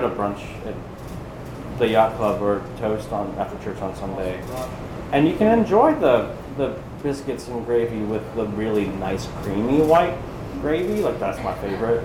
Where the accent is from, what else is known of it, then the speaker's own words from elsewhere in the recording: Pennsylvania, United States; moved away as an adult; now in Charleston, United States; if I'm not from Pennsylvania and I didn't move here, you know, 10 years ago